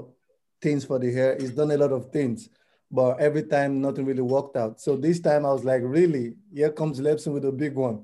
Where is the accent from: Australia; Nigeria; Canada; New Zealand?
Nigeria; also born or lived in Netherlands; now in Rotterdam, Netherlands; I'm from Nigeria, and I've been living in the Netherlands for like about 8 years plus